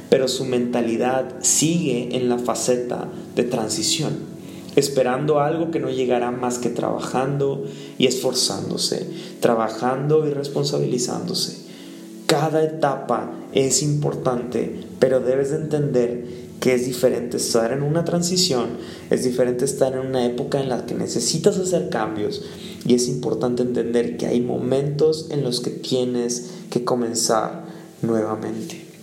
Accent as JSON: {"language": "Spanish", "region": "San Luis Potosí", "country": "Mexico", "tie": "born or raised there", "said": "bueno yo de vuelta y Cory venir aquí por primera vez a conocer mi pueblito, eh, queremos marcar la diferencia"}